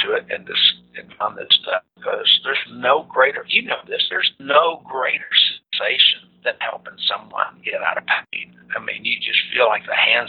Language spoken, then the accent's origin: English; Dallas, Texas, United States; also born or lived in San Antonio, Texas; I grew up in Dallas with the Cowboys when I was in high school